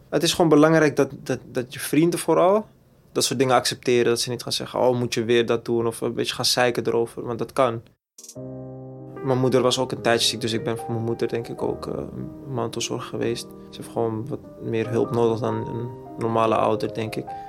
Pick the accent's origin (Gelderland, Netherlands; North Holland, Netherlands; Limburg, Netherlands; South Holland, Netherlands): North Holland, Netherlands; Amsterdam; ik ben geboren en getogen in Amsterdam-Zuid, rivierenbuurt